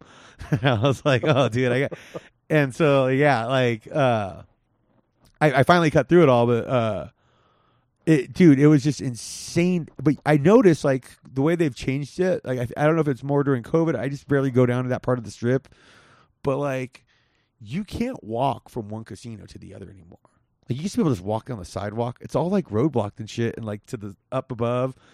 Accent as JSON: {"language": "English", "town": "Whittier", "region": "California", "country": "United States", "tie": "born or raised there", "said": "where I grew up in Whittier"}